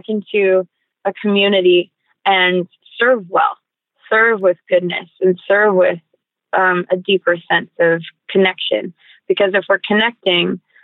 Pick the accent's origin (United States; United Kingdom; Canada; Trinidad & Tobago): Canada; growing up in Canada